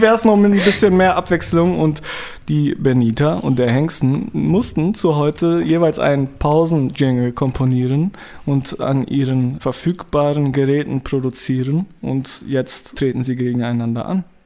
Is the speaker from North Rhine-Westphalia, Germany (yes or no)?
yes; Dortmund, North Rhine-Westphalia, Germany; bei uns in Dortmund